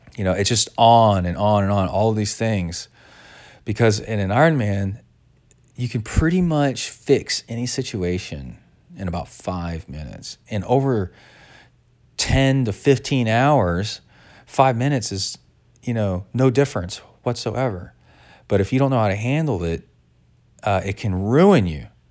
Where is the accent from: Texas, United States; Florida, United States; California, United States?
Texas, United States; growing up in Texas